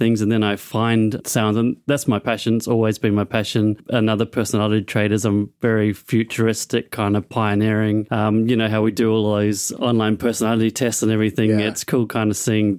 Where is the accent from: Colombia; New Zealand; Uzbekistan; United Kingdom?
New Zealand; moved away as an adult; now in Australia; I was born in New Zealand, moved to Australia to do Hillsong College